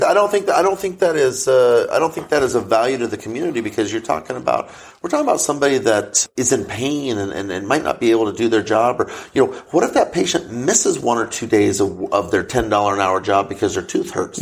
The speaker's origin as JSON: {"language": "English", "town": "Crawford", "region": "Nebraska", "country": "United States", "tie": "born or raised there", "said": "I went back to my hometown of Crawford, Nebraska"}